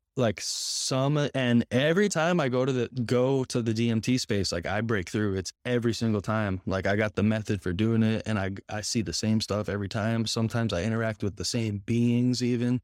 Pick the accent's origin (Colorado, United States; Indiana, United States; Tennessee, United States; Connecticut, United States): Connecticut, United States; moved away as an adult; now in Florida, United States; I am from Connecticut, the same area as you.